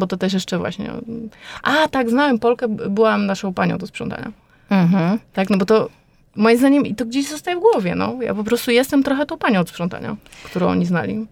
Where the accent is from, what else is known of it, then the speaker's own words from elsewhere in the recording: Poland; moved away as an adult; now in France; jestem Polką, jestem z bardzo daleka